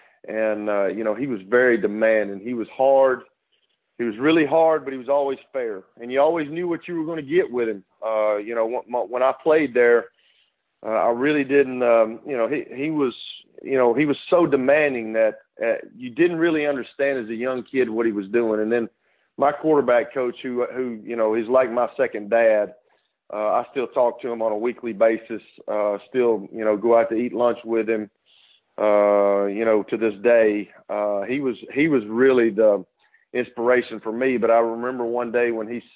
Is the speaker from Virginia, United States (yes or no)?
no; Fayetteville, Tennessee, United States; I grew up in Fayetteville.